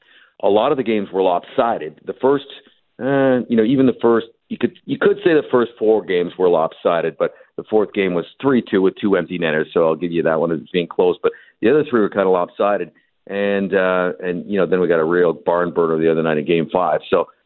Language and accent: English; Vancouver, British Columbia, Canada; Well, I'm from Vancouver.